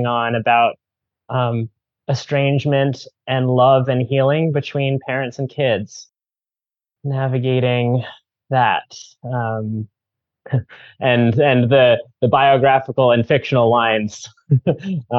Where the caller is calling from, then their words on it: Cambridge, Massachusetts, United States; I'm calling in from Pawtucket land, also sometimes called Cambridge, Massachusetts